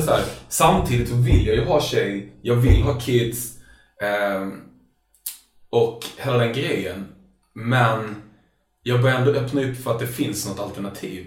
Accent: Lund, Skåne, Sweden; jag växte upp i Lund

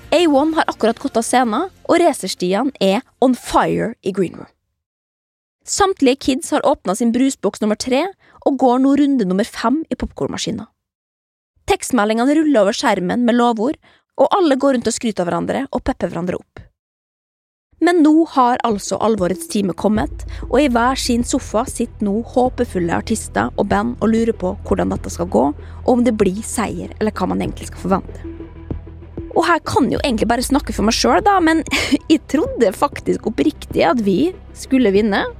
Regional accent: Trondheim, Trøndelag, Norway; Jeg er 11 år og jeg kommer fra Trondheim.

